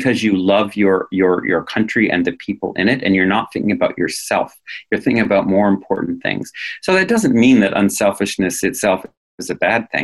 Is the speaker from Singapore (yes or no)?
no; New England, United States; now in Canada; I come from New England.